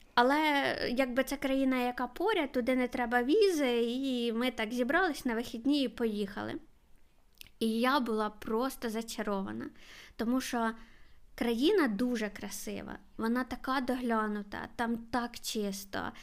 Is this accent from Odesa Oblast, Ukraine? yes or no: no; Kharkiv, Kharkiv Oblast, Ukraine; я з Харкова